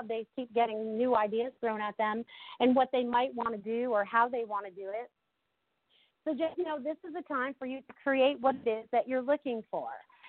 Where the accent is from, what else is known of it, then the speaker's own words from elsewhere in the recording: Connecticut, United States; accent: Connecticut; also born or lived in Maine; when I was growing up in Connecticut and then I moved to Maine, I always had like the Connecticut accent